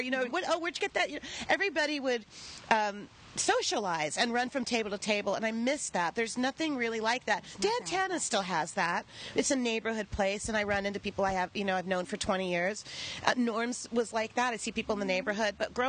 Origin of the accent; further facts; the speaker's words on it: Los Angeles, California, United States; We grew up on Spanish architecture in L.A.